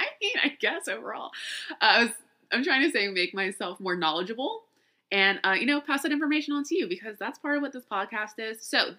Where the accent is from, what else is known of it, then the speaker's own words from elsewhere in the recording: the South, United States; So I've always seen spiders as, okay, so I grew up in the South, right? So there's always all kinds of creatures and critters in the house.